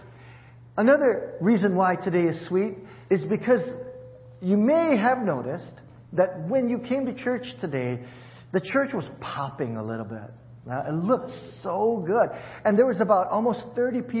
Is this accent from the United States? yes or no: yes; Hawaii, United States; moved away; I'm from Hawaii